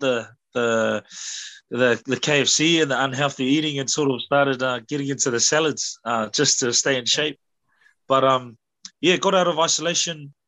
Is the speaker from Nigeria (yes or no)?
no; New Zealand; moved away as an adult; also born or lived in Australia / London, United Kingdom; although I grew up here